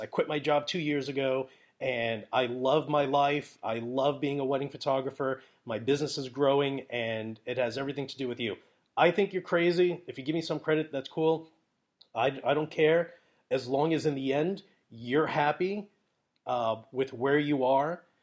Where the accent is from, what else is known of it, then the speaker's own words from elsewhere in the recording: New York City, New York, United States; I'm from Brooklyn